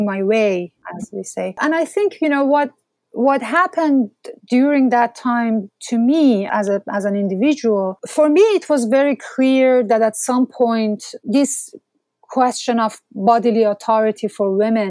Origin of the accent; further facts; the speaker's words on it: Mashhad, Razavi Khorasan, Iran; moved away; my hometown, Mashhad